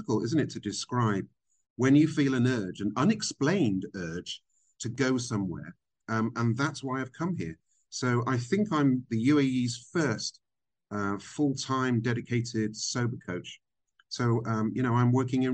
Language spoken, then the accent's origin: English; Burnham-on-Sea, South West England, United Kingdom; accent: British; moved away as an adult; also born or lived in Vancouver, Canada / America; now in Dubai, United Arab Emirates; I was born in Canada. I was born in Vancouver. My folks had emigrated, but we came back to the UK when I was five. And I grew up in a little seaside town called Burnham-on-Sea.